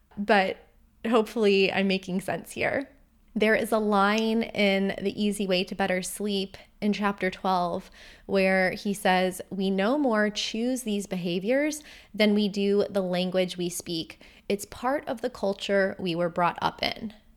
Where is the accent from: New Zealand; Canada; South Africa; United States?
United States; Vero Beach, Florida; moved away as an adult; also born or lived in Bulgaria; my hometown of Vero Beach